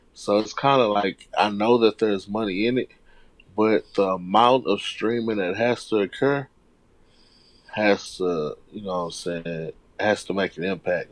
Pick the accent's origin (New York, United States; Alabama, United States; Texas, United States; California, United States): Texas, United States; Houston; I was born and raised in Houston. I was born and raised on the South Side